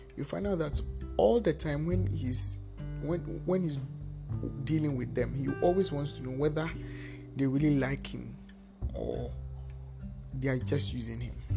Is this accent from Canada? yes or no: no; Ghana; Because I'm I'm Ghanaian, I'm anglophone